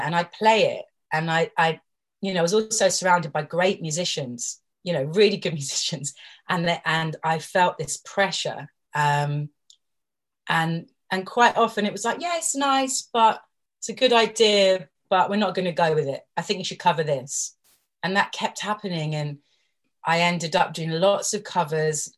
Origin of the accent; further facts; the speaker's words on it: London, United Kingdom; as a girl growing up in London